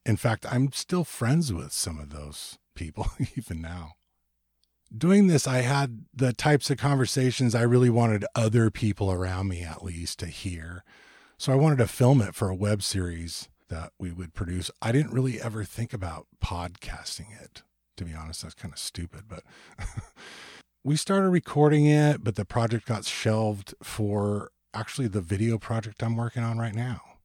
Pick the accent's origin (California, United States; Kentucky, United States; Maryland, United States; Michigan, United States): California, United States; Ventura; moved away; also born or lived in Portland; I moved from Portland back to my hometown of Ventura, California, in two thousand and four